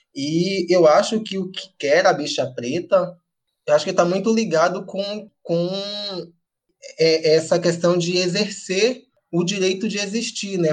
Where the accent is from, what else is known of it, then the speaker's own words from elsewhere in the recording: Amélia Rodrigues, Bahia, Brazil; moved away as an adult; now in Salvador, Brazil; o fato de eu ser de Amélia Rodrigues, ter morado lá até meus 20 anos